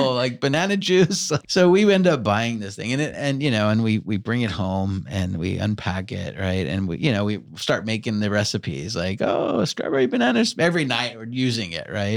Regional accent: Long Island, New York, United States; I grew up in Long Island

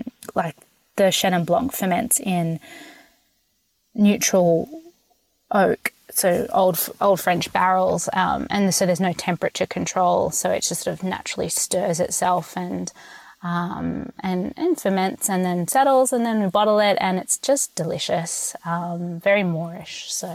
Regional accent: Sydney, New South Wales, Australia; now in United States; I mean, I'm from Sydney, and Semillon kind of flows like water over there

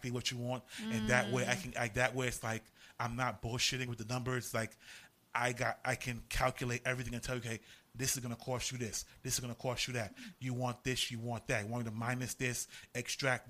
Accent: Panama; I am from Panama

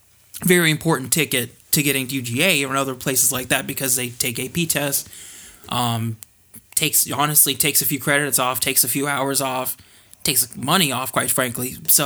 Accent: Georgia, United States; Oh, Gwinnett.

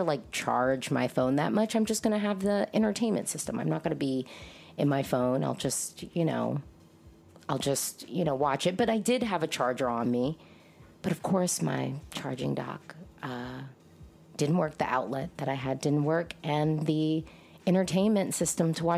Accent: United States; I'm an American Eurovision fan

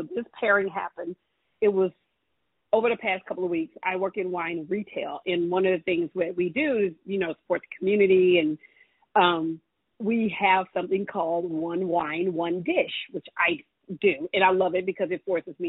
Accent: the South, United States; moved away; Yes, I am originally from the South.

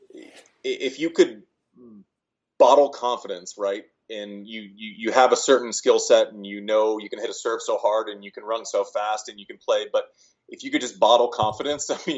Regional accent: Nebraska, United States; I was born in Nebraska

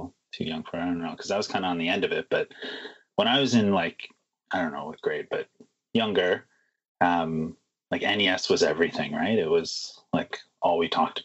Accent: Toronto, Ontario, Canada; now in Vancouver, Canada; But I grew up in Toronto

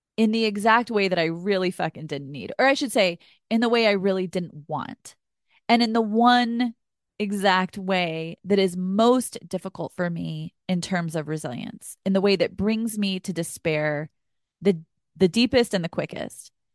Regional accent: Texas, United States; I grew up in Texas

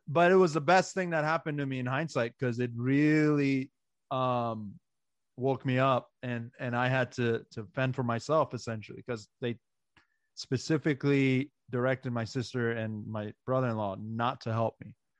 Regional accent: Maryland, United States; born or raised there; English is a second language; also born or lived in Iran / Pakistan

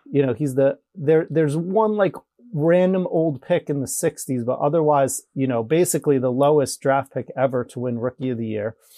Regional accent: New York, United States; growing up in New York, it's, it's such a, uh, pro sports town.

